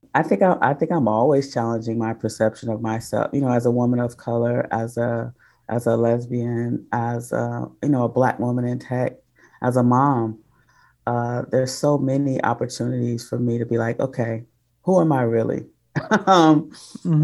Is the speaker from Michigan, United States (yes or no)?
yes; Detroit, Michigan, United States; moved away; also born or lived in Oakland; I'm originally from Detroit, but I started my comedy career in Oakland.